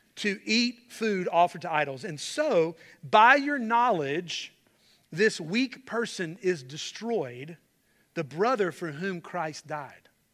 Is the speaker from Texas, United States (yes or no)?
no; Charlotte, North Carolina, United States; I grew up in Charlotte, loved my home church